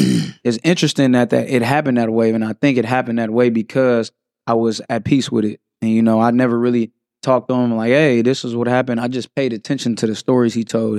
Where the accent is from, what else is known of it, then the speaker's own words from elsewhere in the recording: San Francisco, California, United States; Born and raised in San Francisco, California.